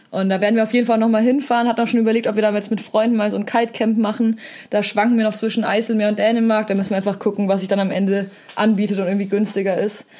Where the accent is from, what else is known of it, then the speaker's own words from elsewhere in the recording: Southern Germany, Germany; als Süddeutscher